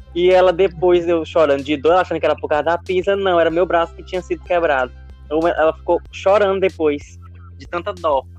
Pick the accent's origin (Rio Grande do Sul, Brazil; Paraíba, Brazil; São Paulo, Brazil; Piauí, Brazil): Piauí, Brazil; Santa Cruz dos Milagres; sou natural de Santa Cruz dos Milagres